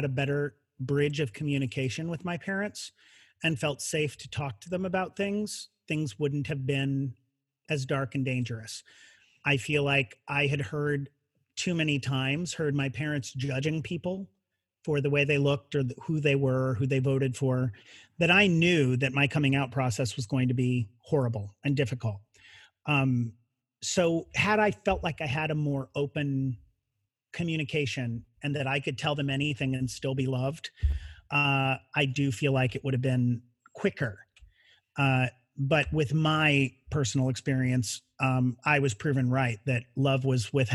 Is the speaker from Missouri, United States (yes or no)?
yes; Branson, Missouri, United States; moved away; living in a very country western town like Branson